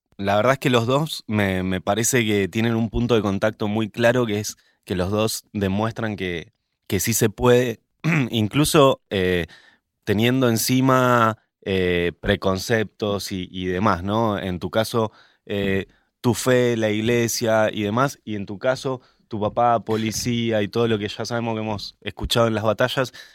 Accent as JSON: {"language": "Spanish", "region": "Mendoza", "country": "Argentina", "said": "yo como mendocino que soy"}